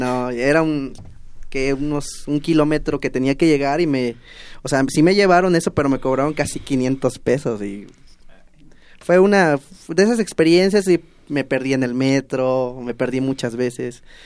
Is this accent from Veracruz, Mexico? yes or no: yes; Tepetzintla, Veracruz, Mexico; moved away as an adult; now in Mexico City, Mexico; los tepetzintlecos